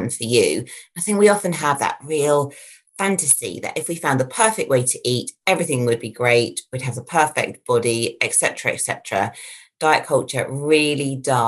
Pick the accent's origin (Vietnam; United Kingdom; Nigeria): United Kingdom; being a British person